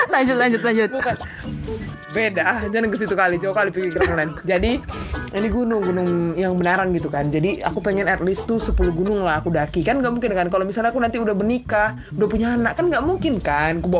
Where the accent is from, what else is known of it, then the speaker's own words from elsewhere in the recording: Pekanbaru, Riau, Indonesia; Jadi aku nih kan dari {S255} Pekanbaruan.